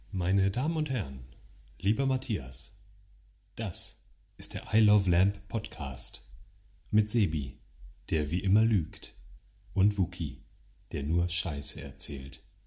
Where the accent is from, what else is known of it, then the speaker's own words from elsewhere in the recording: Geesthacht, Schleswig-Holstein, Germany; moved away; Ich komme aus so einer kleinen Vorstadt vor Hamburg, das, äh, dreißigtausend Einwohner